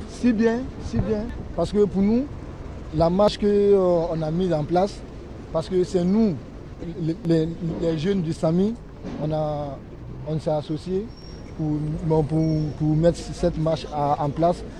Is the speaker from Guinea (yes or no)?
yes; Guinea; now in Châlons-en-Champagne, France; moi, je suis guinéen